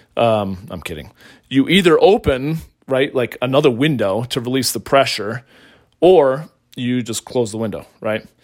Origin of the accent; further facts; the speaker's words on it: Colorado, United States; right here in my home state of Colorado